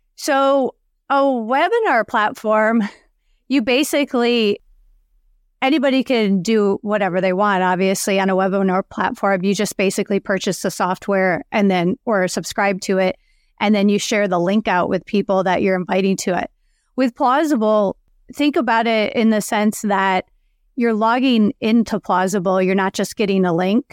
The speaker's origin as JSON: {"language": "English", "area": "outside of Chicago", "region": "Illinois", "country": "United States", "tie": "born or raised there", "moved": "yes", "said": "I grew up outside of Chicago"}